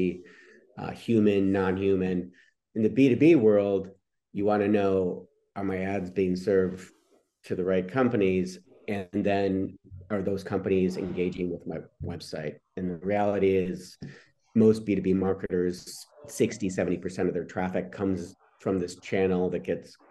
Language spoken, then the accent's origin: English; Detroit, Michigan, United States; I grew up in Detroit